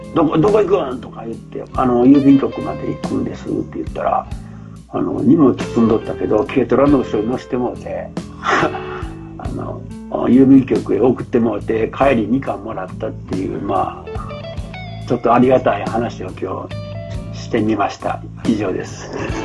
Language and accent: Japanese; near Chirihama Nagisa Driveway, Ishikawa, Japan; そこでその近くに生まれ育ったんですよね